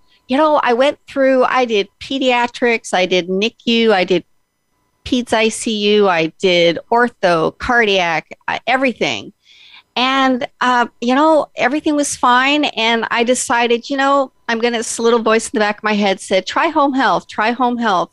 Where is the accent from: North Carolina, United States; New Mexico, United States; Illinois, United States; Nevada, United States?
Nevada, United States; Las Vegas; moved away as an adult; now in Oregon, United States; I was born and raised in Las Vegas